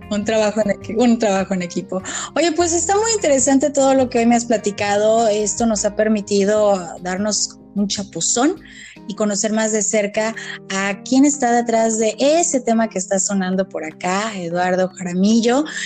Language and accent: Spanish; Mexico; somos de México